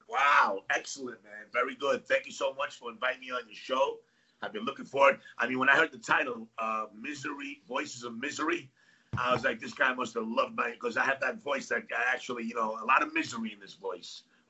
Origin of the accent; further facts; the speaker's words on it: New York City, New York, United States; English is a second language; also born or lived in Athens, Greece; So, I am from New York. Okay. I'm originally born in Athens, Greece.